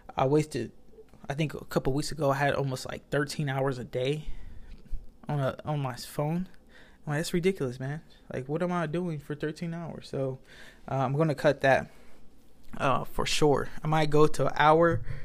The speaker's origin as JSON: {"language": "English", "country": "United States", "said": "I'm American and I don't even know English"}